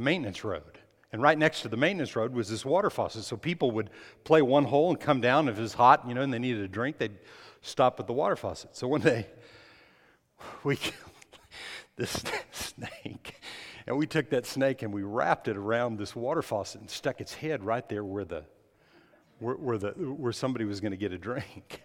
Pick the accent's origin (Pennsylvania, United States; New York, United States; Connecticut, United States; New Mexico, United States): New Mexico, United States; when I was growing up in New Mexico